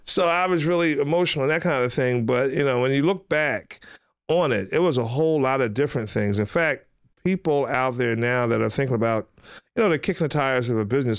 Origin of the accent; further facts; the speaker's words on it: Philadelphia, Pennsylvania, United States; ever since I was a little kid growing up in West Philadelphia